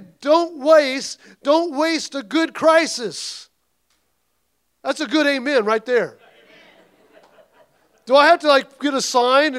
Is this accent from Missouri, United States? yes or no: yes; Missouri, United States; I come from Missouri